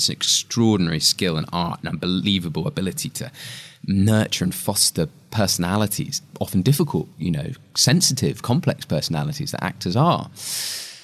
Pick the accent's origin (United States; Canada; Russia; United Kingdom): United Kingdom; England; being English again.